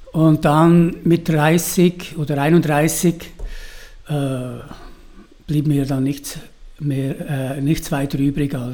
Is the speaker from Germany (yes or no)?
no; St. Gallen, Switzerland; Aber die, äh, da, wo ich aufgewachsen bin, es war schon sehr prägend. Auf der einen Seite die Kurfürsten, die fallen so steil ab. Auf der anderen Seite der Flumser Berg.